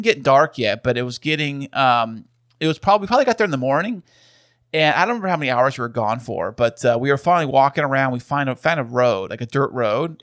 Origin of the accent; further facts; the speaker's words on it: San Diego, California, United States; we are from San Diego